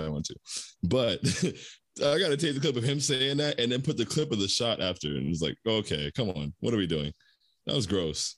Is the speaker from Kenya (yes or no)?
no; Toronto, Ontario, Canada; You know, I grew up in Toronto. Like, he was the man in Toronto.